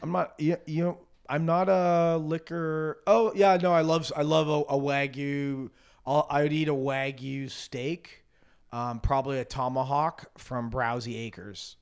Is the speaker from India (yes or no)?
no; Canada; moved away; growing up in Canada